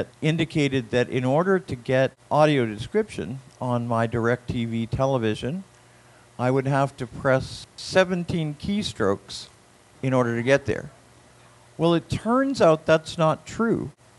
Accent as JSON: {"language": "English", "region": "Florida", "country": "United States", "said": "I'm also from Florida."}